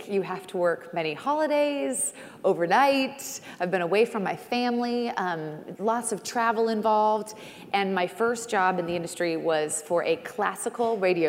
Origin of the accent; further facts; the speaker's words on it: Seattle, Washington, United States; also born or lived in New York City / San Antonio; now in Nashville, United States; My husband and I are born and raised in Seattle, but now we call Nashville, Tennessee home. And I commute to New York every week for work. We were full-time in New York City.